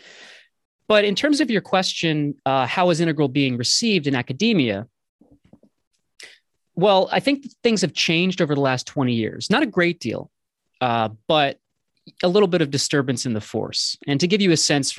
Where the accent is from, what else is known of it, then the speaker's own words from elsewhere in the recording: New Jersey, United States; moved away as an adult; now in Boston, United States; I grew up in New Jersey